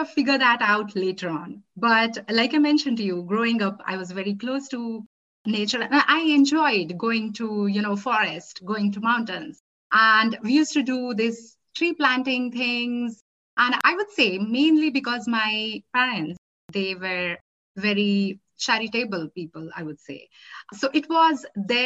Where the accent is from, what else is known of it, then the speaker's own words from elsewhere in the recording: Nashik, Maharashtra, India; my hometown where I was born and where I grew up is named Nasik. It's a kind of a smaller city in India, Maharashtra, state of Maharashtra.